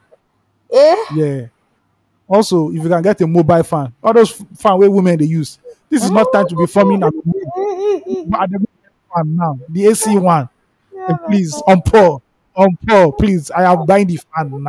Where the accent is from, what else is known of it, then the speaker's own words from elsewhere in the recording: Nigeria; as a Nigerian